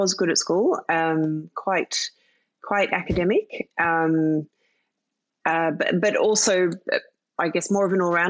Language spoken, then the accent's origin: English; London, United Kingdom; born there; also born or lived in Philippines / Australia; So I was born in London. And spent, I think, 4 years there, and then spent 4 years in the Philippines, and then moved to Australia.